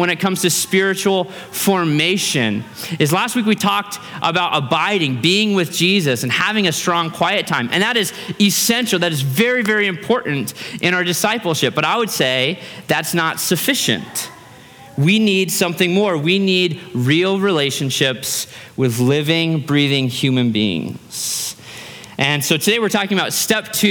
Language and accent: English; Fairbanks, Alaska, United States; for me and my brother, we grew up in Fairbanks, Alaska, literally in the woods